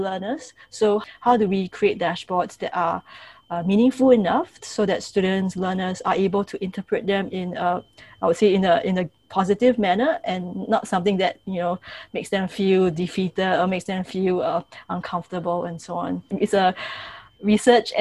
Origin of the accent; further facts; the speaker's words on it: Singapore; so I'm from Singapore, and many of the schools that we have